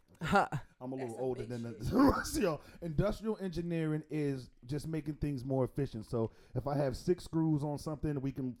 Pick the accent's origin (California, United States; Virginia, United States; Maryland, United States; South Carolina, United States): Maryland, United States; moved away; I'm from Maryland.